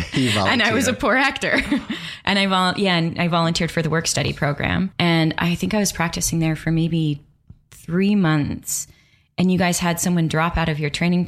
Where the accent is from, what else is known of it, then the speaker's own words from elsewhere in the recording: Calgary, Alberta, Canada; So I'm from Calgary, Alberta, Canada.